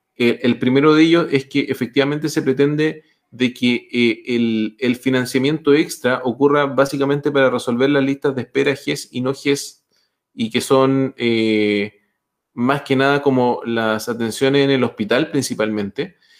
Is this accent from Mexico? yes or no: no; Chile; como chileno